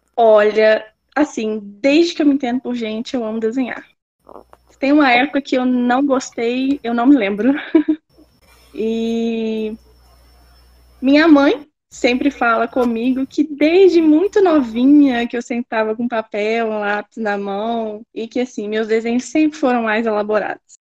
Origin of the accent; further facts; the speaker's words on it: Pedra Azul, Espírito Santo, Brazil; moved away as an adult; now in Viçosa, Brazil; Eu sou de Pedra Azul, no Espírito Santo.